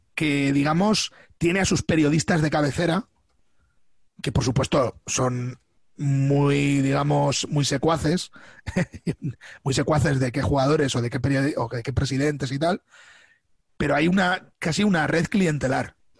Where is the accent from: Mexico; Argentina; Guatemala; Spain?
Spain; Albacete, Castilla-La Mancha; now in Madrid, Spain; Yo he vivido siempre en Albacete, salvo cuando me vine a vivir a, Madrid. Eh, o sea que yo eh, soy raised in Albacete